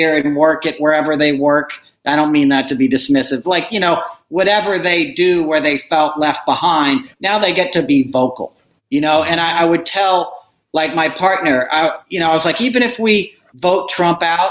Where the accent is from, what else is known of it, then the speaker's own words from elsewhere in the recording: Northern Westchester, New York, United States; where I grew up, Northern Westchester, where I am tonight in Putnam County